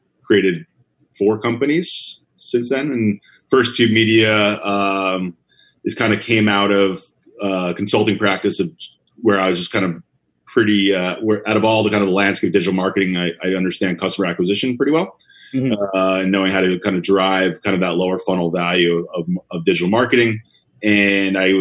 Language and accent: English; New York, United States; moved away as an adult; also born or lived in Maryland / Bay Area, California; born and raised in New York, moved out to California right after graduating University of Maryland